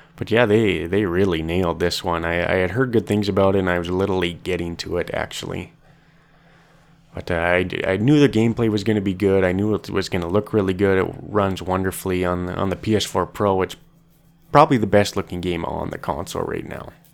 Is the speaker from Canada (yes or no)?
yes; Canada; I'm from Canada.